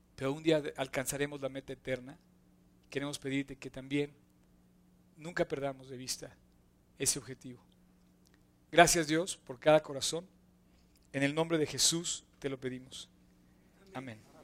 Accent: Mexico; como mexicanos

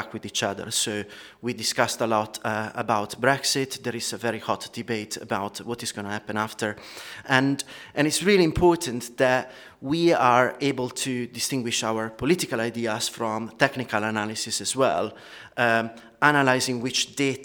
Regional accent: Italy; accent: Italian; moved away as an adult; now in United Kingdom; I'm Italian, as you can pick from my lovely accent, but I've been living in the UK for 16 years

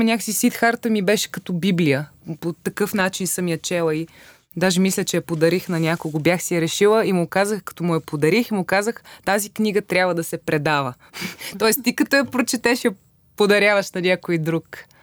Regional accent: Vratsa, Vratsa Province, Bulgaria; moved away as an adult; се преместих от Враца, откъдето съм

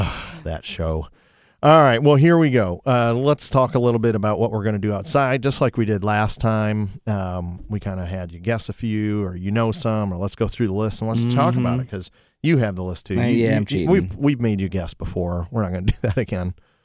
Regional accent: Toledo, Ohio, United States; Well, yeah, I am originally from Tootally Doo.

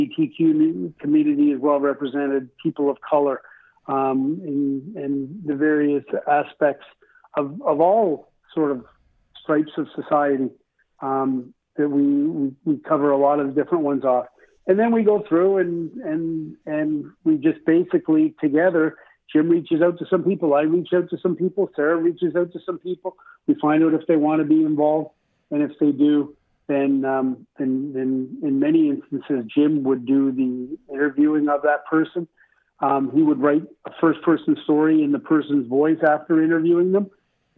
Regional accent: Toronto, Ontario, Canada; I grew up in Scarborough as well.

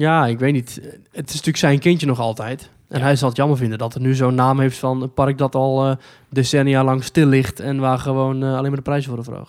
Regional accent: Netherlands; wij als Nederlanders

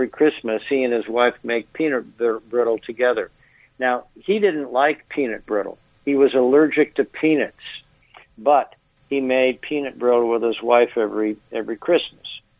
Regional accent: Midland, Michigan, United States; my hometown of Midland

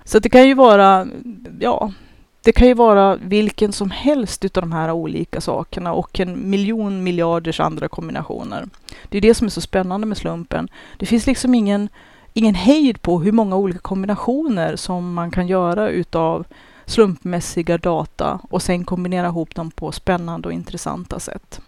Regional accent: Sweden; som svenskar

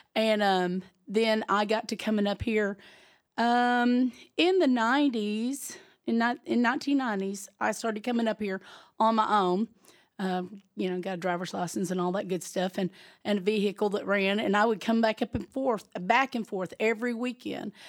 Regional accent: Gurdon, Arkansas, United States; now in Mountain View, United States; I'm not originally from Mountain View, I'm originally from South Arkansas, um, Gurdon

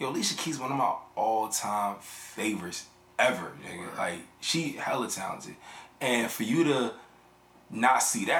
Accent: New York City, New York, United States; I'm from the Bronx

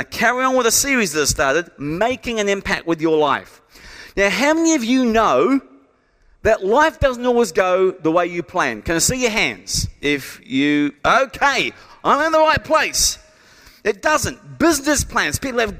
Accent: England, United Kingdom; born there; I had no choice in the fact that I was born in England to my mum and dad.

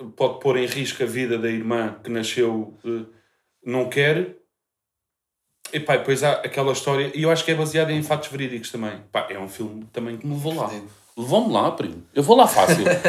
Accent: Portugal; que sou português

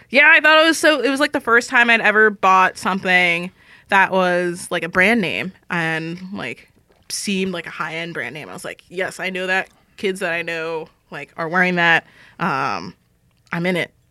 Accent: Los Angeles, California, United States; now in San Francisco, United States; I'm originally from Los Angeles

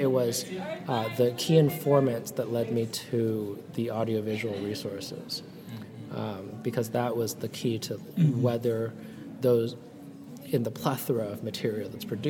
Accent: Vancouver, British Columbia, Canada; also born or lived in San Francisco, United States; And so I thought, okay, well, I'm from Vancouver and San Francisco.

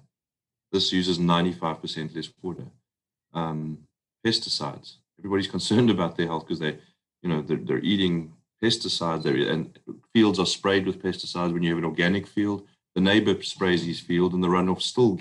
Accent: South Africa; accent: South African; now in United States; you can hear my accent. I'm South African. And, you know, we came to the States

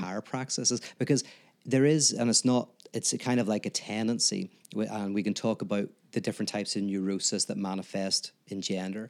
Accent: Northern Ireland, United Kingdom; I'm from Northern Ireland

